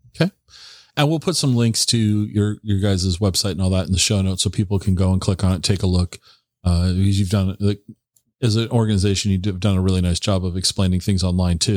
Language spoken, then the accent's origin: English; Tacoma, Washington, United States; also born or lived in Seattle; now in Central Washington, United States; I grew up in the Tacoma area. I lived in the Seattle Tacoma area for many many years. Moved over here to Central Washington in 2017.